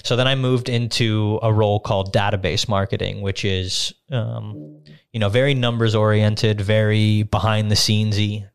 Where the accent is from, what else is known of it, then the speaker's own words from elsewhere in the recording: Las Vegas, Nevada, United States; moved away as an adult; now in Westmoreland County, Pennsylvania, United States; I grew up in Las Vegas, went to high school there. I went to college there